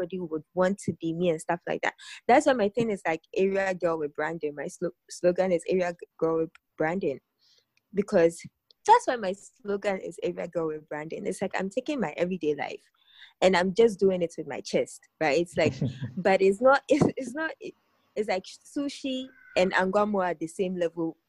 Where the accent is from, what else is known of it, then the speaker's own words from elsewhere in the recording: Ghana; as a Ghanaian blogger